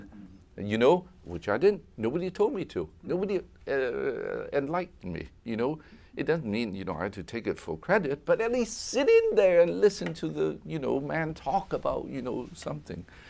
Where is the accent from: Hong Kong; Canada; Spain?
Hong Kong; moved away; also born or lived in United States; growing up in Hong Kong, coming to America in the sixties